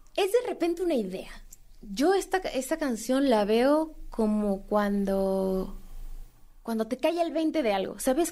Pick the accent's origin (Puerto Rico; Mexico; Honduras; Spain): Mexico